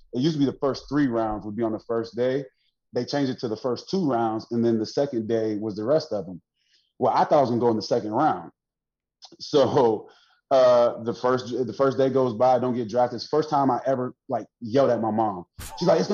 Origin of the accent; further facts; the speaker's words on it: Jacksonville, Florida, United States; moved away as an adult; also born or lived in Detroit; I'm from Jacksonville. I'm from the west side of Jacksonville.